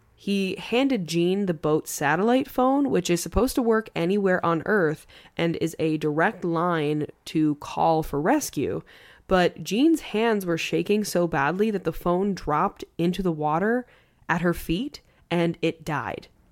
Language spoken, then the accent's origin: English; Long Island, New York, United States; I'm from Long Island.